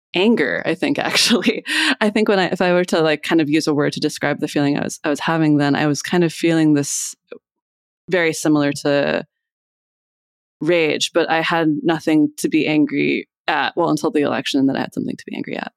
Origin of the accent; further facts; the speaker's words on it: Iowa, United States; moved away as an adult; also born or lived in Boston; now in Philadelphia, United States; I grew up in Iowa, and then I moved here to go to college.